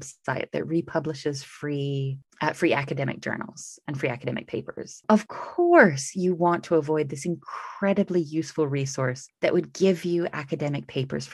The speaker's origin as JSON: {"language": "English", "country": "United States", "moved": "as an adult", "lives_now": "United Kingdom", "said": "I'm American, but live in the UK"}